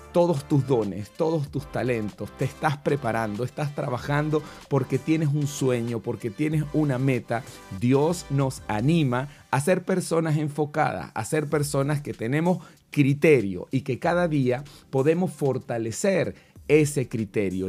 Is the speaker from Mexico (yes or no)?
no; Venezuela; now in Santiago, Chile; yo soy venezolano y vivimos en Santiago de Chile